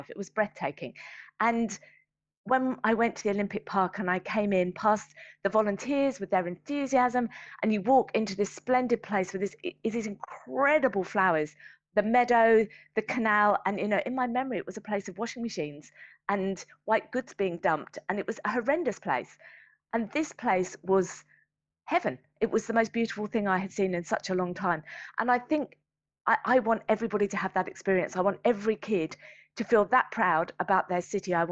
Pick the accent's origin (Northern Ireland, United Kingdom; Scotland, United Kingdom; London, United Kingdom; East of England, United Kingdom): London, United Kingdom; I talked very passionately about being a Londoner. To step out into my city